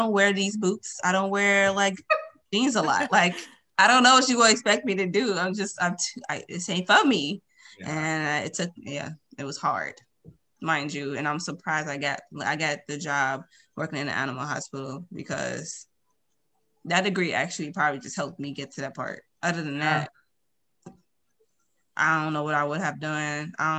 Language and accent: English; Chicago, Illinois, United States; I'm from Chicago.